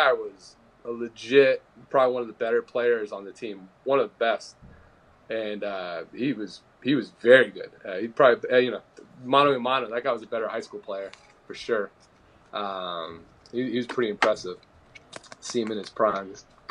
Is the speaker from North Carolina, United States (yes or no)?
no; Fairfax, Virginia, United States; also born or lived in moved around; And then I did most of my growing up in Northern Virginia in the Fairfax area. And then went to high school at Robinson High School, Robinson Secondary School.